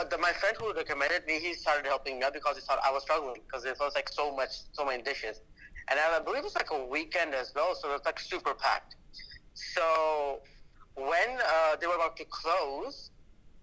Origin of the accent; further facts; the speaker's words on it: Lahore, Punjab, Pakistan; moved away as an adult; now in Australia; I'm from Lahore, Pakistan.